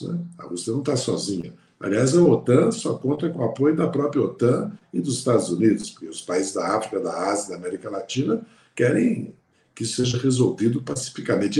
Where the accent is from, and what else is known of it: Brazil